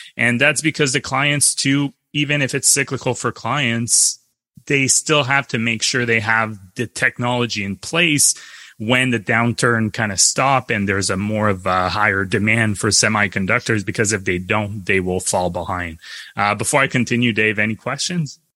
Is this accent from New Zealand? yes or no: no; Canada; as a Canadian